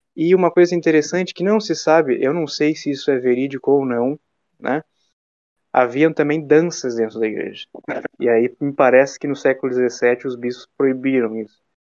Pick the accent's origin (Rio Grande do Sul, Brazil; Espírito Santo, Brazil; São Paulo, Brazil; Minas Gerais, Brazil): Rio Grande do Sul, Brazil; Jaguarão; eu moro numa cidade, por exemplo, que se chama Jaguarão, é minha cidade natal